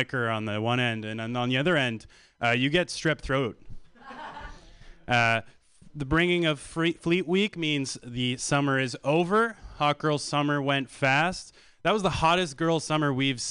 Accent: Canada; So I come from Canada.

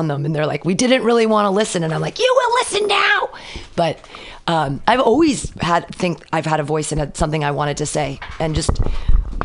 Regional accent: Danville, California, United States; also born or lived in Livermore, California; now in San Francisco, United States; I grew up in the East Bay, Danville

